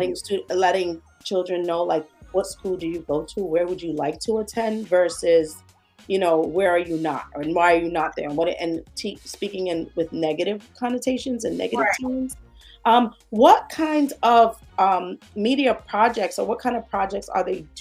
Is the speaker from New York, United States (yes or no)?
yes; New York City, New York, United States; growing up in New York City, I didn't know anyone that went away to college.